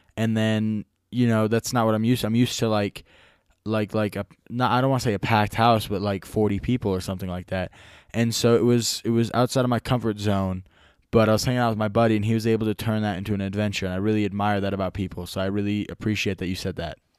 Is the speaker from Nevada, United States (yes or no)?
yes; small town in Nevada, United States; I'm from a small town in Nevada.